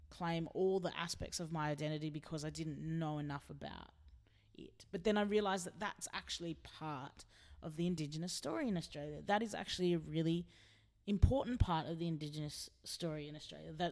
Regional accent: Philippines; I've always known that I'm a Filipino indigenous queer woman

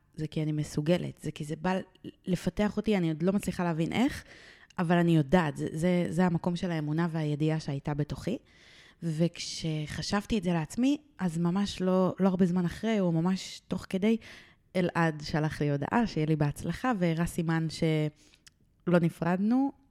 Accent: Ramat Gan, Tel Aviv District, Israel; גדלתי והתחנכתי ברמת גן

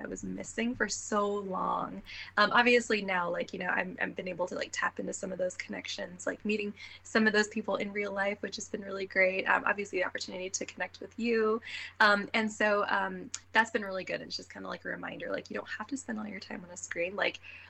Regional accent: United States; I was born here in the States

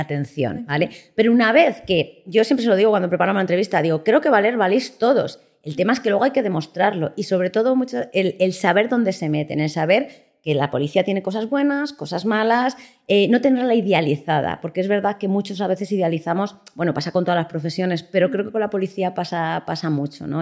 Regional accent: Salamanca, Castile and León, Spain; moved away as an adult; also born or lived in Las Palmas de Gran Canaria; now in Madrid, Spain; me vine para Madrid, que yo soy de Salamanca

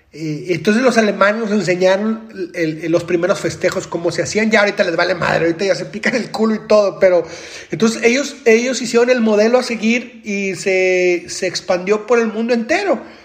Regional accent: Monterrey, Nuevo León, Mexico; yo soy de Monterrey, Nuevo León

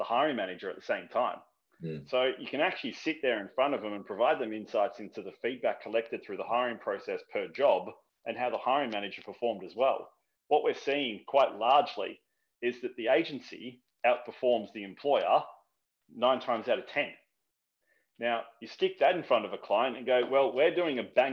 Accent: Australia; I'm Australian

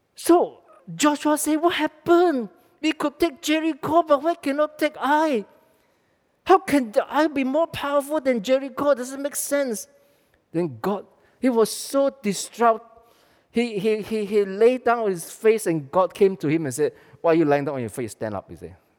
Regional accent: Malaysia; we are Malaysian.

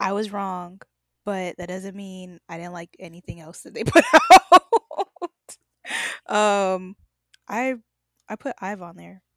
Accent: United States; I'm obviously American

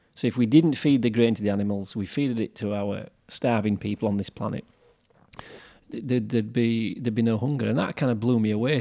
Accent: Yorkshire and the Humber, United Kingdom; we're from Yorkshire, that's why we have a slightly different way of talking to some of the people from London.

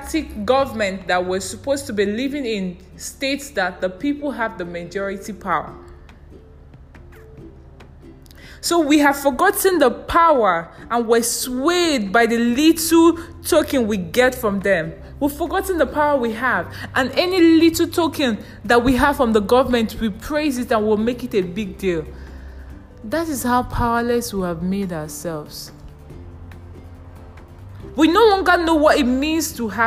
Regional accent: Nigeria; I'm a Nigerian and I live in a country where I live as a beggar

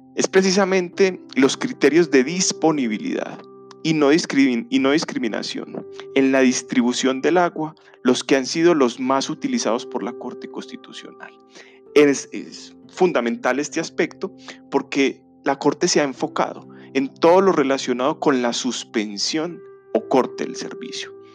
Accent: Colombia; en un país como el colombiano, como el, como el de nosotros

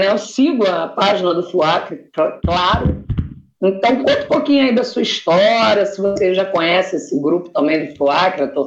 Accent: Rio de Janeiro, Brazil; also born or lived in Acre; eu sou do Acre, eu sou nascida no Acre apesar de ser criada no Rio de Janeiro. Então, vem forte, que eu sou do norte

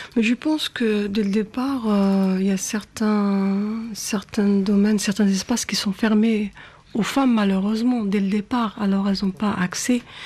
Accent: Algeria; moved away; j'ai grandi en Algérie

